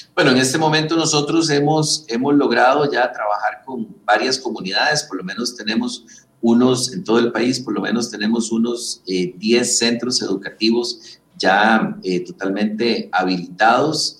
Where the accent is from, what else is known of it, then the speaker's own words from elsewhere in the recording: Costa Rica; somos los costarricenses